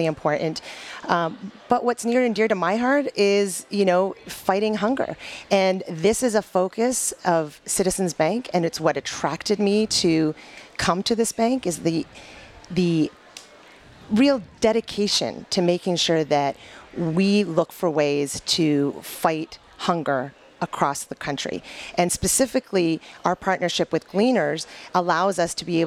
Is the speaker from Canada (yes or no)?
yes; Canada; moved away as an adult; now in Michigan, United States; born and raised in Canada, went to school at the University of Windsor